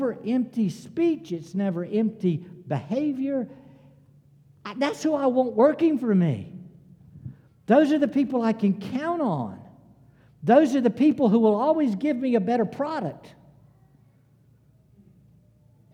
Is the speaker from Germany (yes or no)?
no; Greenville, United States; I grew up public schools in Greenville